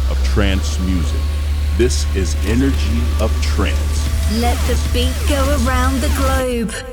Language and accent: English; Netherlands; from the Netherlands.